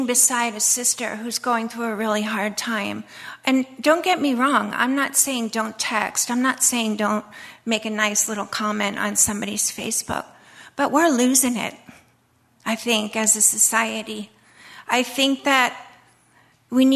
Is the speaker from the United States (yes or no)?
yes; United States; moved away as an adult; I'm an American